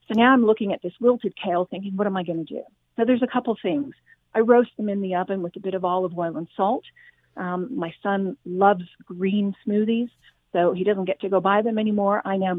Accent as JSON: {"language": "English", "country": "Australia", "said": "And despite my accent, I'm originally from Australia"}